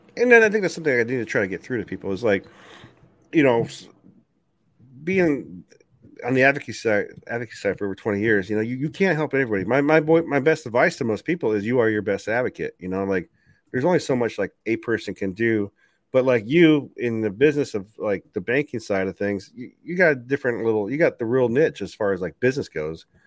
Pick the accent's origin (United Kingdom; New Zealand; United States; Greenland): United States; I, as an American